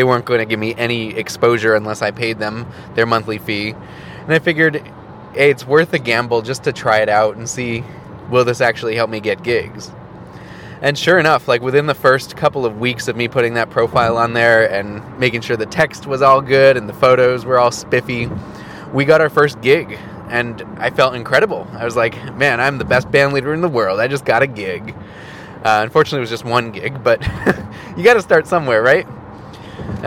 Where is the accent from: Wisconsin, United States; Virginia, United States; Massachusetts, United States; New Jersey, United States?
Wisconsin, United States; Milwaukee; my hometown of Milwaukee